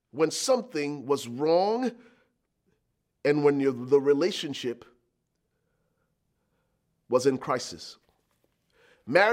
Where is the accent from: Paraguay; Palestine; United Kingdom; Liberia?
Liberia; moved away; I was born and raised in Liberia, West Africa